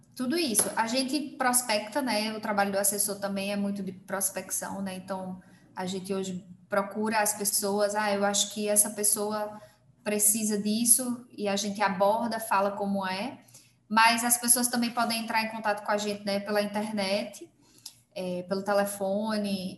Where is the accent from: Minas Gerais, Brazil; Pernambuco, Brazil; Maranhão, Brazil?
Pernambuco, Brazil; Belo Jardim; now in Caruaru, Brazil; Em Belo Jardim, numa cidade menor ainda do que a que eu estou hoje, né? Que é a cidade onde eu nasci.